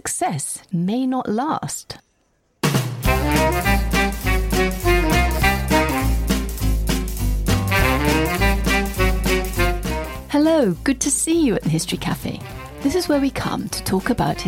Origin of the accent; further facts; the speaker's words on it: Kenya; I was born in Kenya